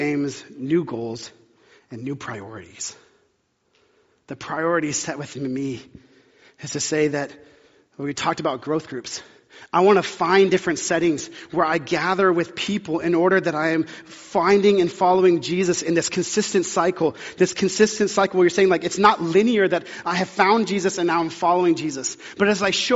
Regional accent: the South, United States; I grew up in the South

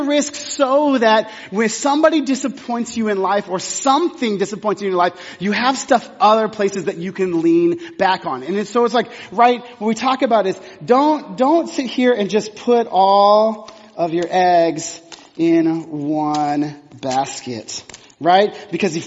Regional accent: Texas, United States; moved away; I'm from Texas

